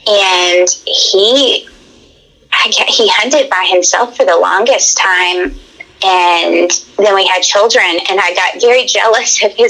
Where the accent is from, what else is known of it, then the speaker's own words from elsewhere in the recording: Tennessee, United States; also born or lived in Alabama; born and raised in Tennessee. I lived part of my time in Alabama with my dad growing up.